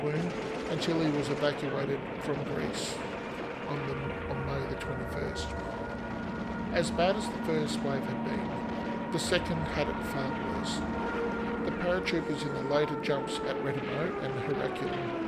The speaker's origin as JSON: {"language": "English", "country": "Australia"}